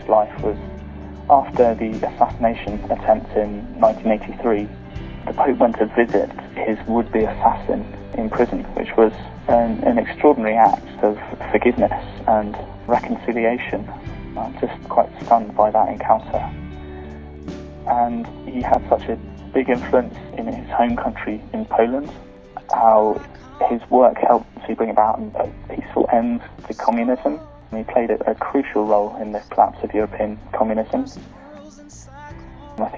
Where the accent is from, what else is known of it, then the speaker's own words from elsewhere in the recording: United Kingdom; I'm from the United Kingdom